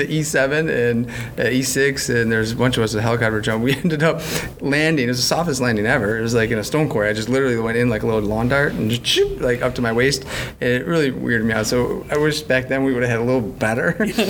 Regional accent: Buffalo, New York, United States; I'm from Buffalo.

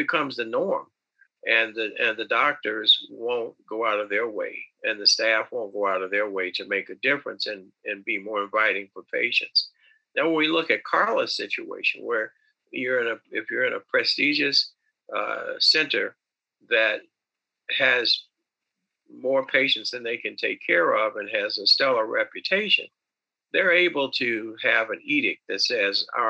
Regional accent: Northwest Indiana, United States; I went back to practice in my hometown. I built a practice that at one time had 11 orthopedic surgeons and 11 or orthopedic specialty related patients, and we treated multicultural practice across two or three counties in Northwest Indiana.

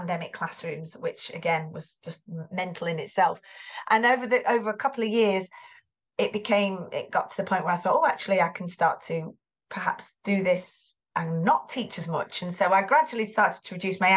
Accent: Greater Manchester, North West England, United Kingdom; You can probably hear the accent. I am from Greater Manchester.

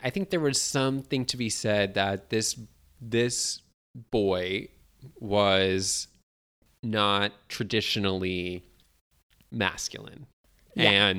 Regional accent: United Kingdom; Yeah, basically. I'm British.

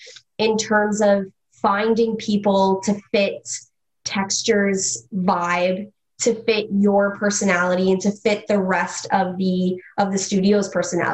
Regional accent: Mississauga, Ontario, Canada; now in Toronto, Canada; I grew up in Mississauga

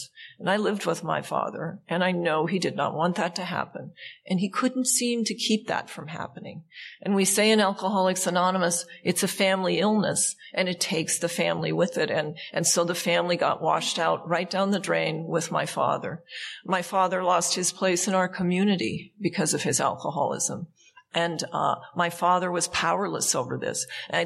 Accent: Montana, United States; now in California, United States; I grew up in Montana

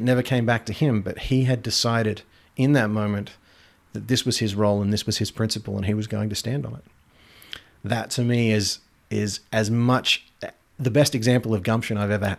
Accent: Geelong, Victoria, Australia; also born or lived in Sydney / Darwin; So I was born just outside of Melbourne.

